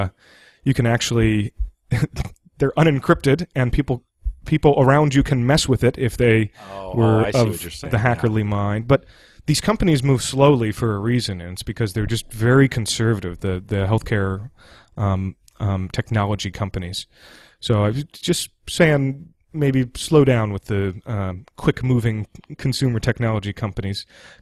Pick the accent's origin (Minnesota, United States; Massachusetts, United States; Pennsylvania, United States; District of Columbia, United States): District of Columbia, United States; Washington; I'm from Washington, D.C., and I'm broadcasting from Washington, D.C. right now.